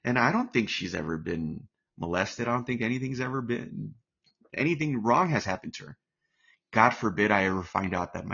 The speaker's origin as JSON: {"language": "English", "country": "United States", "said": "I'm American"}